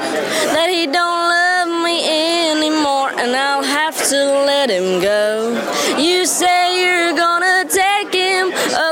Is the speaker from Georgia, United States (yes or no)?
yes; Brunswick, Georgia, United States; Brunswick, Georgia.